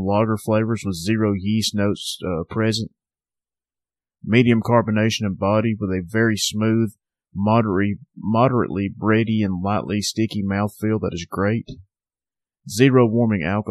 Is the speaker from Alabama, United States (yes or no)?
yes; Northwest Alabama, United States; Southern Package, my hometown craft beer shop.